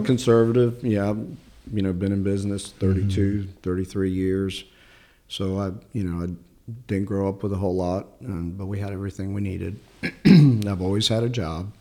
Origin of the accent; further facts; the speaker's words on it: Chicago, Illinois, United States; English is a second language; moved away as an adult; also born or lived in Sicily, Italy; now in North Carolina, United States; I grew up in Chicago, originally born in Sicily.